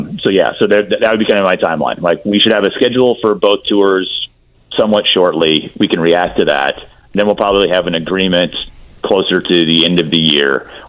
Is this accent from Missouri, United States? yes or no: yes; Missouri, United States; I'm from Missouri sort of thing.